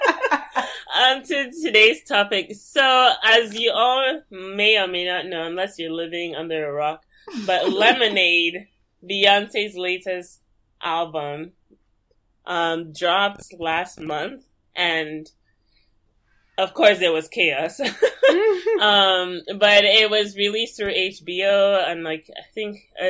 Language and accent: English; Lagos, Nigeria; moved away; I was born and raised in Lagos